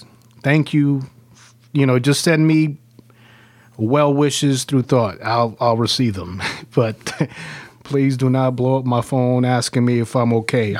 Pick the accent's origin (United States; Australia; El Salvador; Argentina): El Salvador; born there; Well, born in El Salvador.